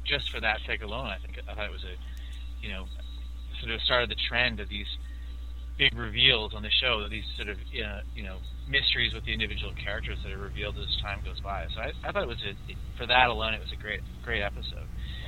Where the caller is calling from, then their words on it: Calgary, Alberta, Canada; I'm calling from Calgary, Alberta, in Canada.